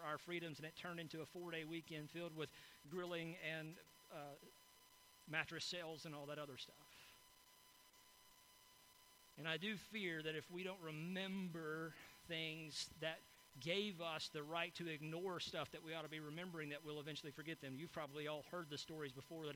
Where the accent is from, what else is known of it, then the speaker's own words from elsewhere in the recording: United States; as an American